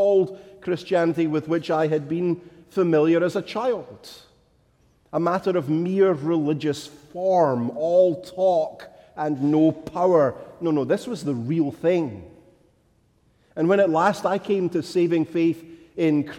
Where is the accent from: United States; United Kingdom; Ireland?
United Kingdom; Scotland; as a child growing up in Scotland